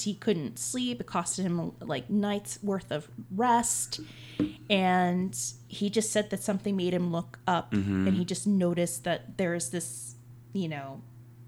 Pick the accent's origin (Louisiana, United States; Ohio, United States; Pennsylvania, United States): Louisiana, United States; New Orleans; moved away; I'm originally from New Orleans.